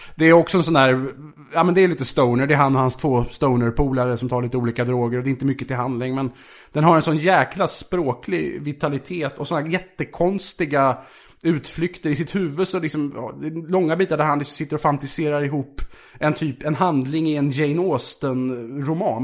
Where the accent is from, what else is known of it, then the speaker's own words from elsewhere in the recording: Vaxholm, Stockholm County, Sweden; Jag kom från Vaxholm, villaförort